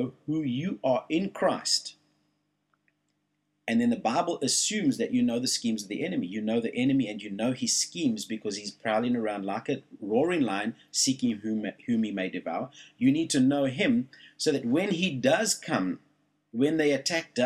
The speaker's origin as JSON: {"language": "English", "country": "South Africa", "moved": "yes", "lives_now": "Australia", "said": "Where I'm from"}